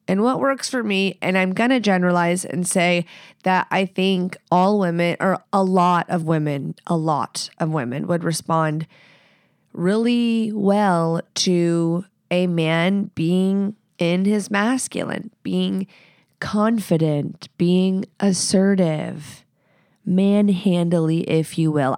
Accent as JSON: {"language": "English", "region": "the South", "country": "United States", "moved": "as an adult", "lives_now": "Pacific Northwest, United States", "said": "I live here. I'm from the South"}